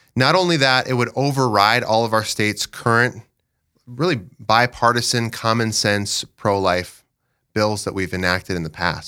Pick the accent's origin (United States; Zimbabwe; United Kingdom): United States; Dell Rapids, South Dakota; I'm from Del Rapids. I live in Dells with my wife, Sheila